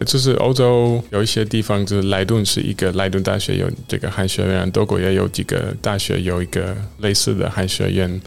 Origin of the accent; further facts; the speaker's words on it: central Netherlands, Netherlands; Chinese is a second language; now in Amsterdam, Netherlands; 我小时候，我的故乡，我的家乡就是很小，嗯哼。然后，呃，也比较传统，点在， 在荷兰中部